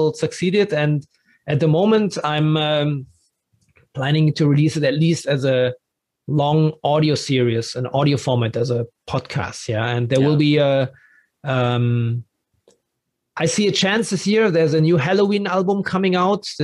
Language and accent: English; Dortmund, North Rhine-Westphalia, Germany; English is a second language; moved away as an adult; also born or lived in Berlin; now in Frankfurt, Germany; I grew up in Dortmund